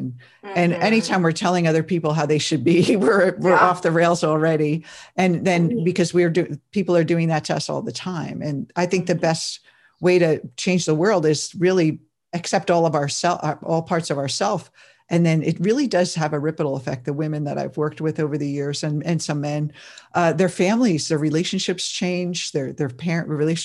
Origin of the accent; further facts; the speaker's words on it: New Jersey, United States; I grew up in that family too. And I'm from New Jersey